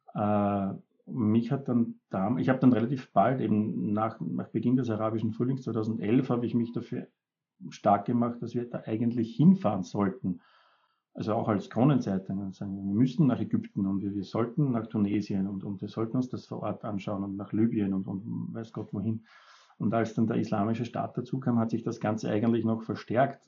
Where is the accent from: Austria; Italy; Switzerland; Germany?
Austria; Upper Austria; ich bin ja Oberösterreicher